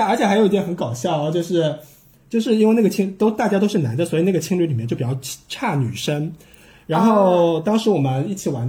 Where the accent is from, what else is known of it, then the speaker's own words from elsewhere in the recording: China; 因为因为真的只有我一个中国人早上起来会把床铺稍微整理一下